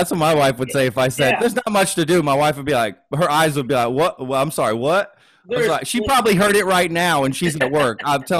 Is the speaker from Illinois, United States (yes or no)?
no; Dallas, Texas, United States; now in Austin, United States; I'm in Austin, but I grew up in Dallas. Dallas.